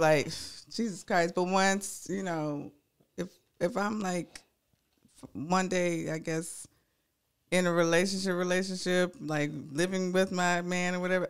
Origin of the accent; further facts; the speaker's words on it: New Orleans, Louisiana, United States; I'm from New Orleans